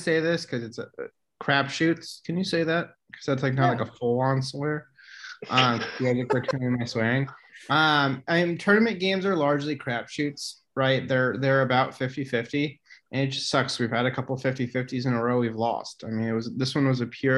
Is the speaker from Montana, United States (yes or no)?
no; Fargo, North Dakota, United States; I'm from Fargo